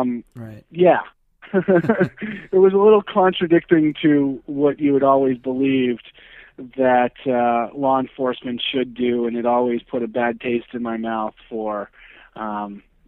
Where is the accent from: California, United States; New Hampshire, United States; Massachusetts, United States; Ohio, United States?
New Hampshire, United States; now in Florida, United States; I'm originally from New Hampshire